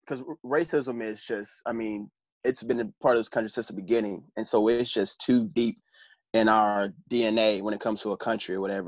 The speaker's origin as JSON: {"language": "English", "region": "Illinois", "country": "United States", "tie": "born or raised there", "also_born_or_lived": "Indiana", "said": "I'm originally from Indiana, grew up in Illinois"}